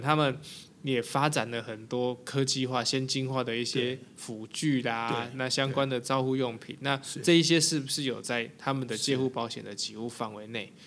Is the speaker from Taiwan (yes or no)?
yes; Taiwan; 我们台湾人